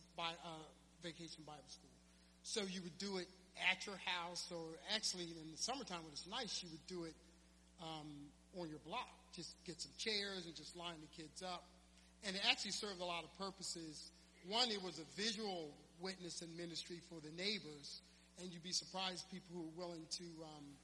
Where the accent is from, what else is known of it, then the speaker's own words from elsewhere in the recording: Philadelphia, Pennsylvania, United States; the church I grew up in West Philly